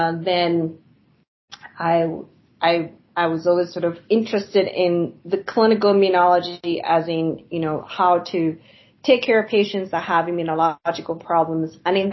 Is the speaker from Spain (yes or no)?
yes; southern Spain, Spain; now in United States; I grew up in Spain, and I've been in the U.S. for a really long time